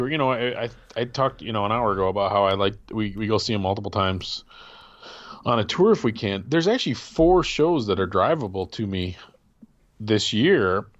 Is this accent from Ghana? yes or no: no; Wisconsin, United States; now in Michigan, United States; I grew up in Wisconsin. I've never been to Green Bay.